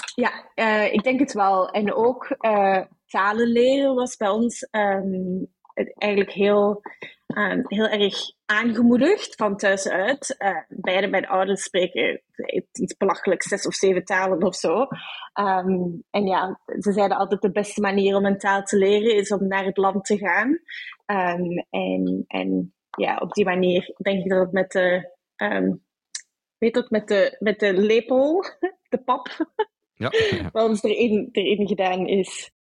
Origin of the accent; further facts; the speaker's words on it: Brussels, Brussels-Capital Region, Belgium; moved away as an adult; also born or lived in Amsterdam, Netherlands; now in Sydney, Australia; Ik ben opgegroeid in Brussel